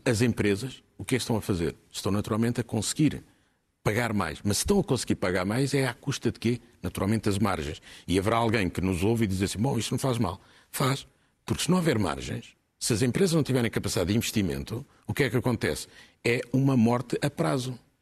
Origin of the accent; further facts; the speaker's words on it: Portugal; Nós, enquanto portugueses